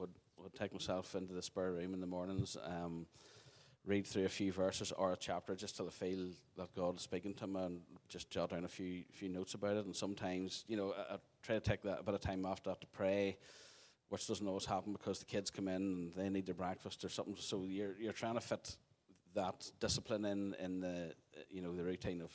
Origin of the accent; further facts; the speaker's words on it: Craigavon, Northern Ireland, United Kingdom; I grew up in Craigavon, middle of Craigavon, went to Craigavon Presbyterian, grew up there.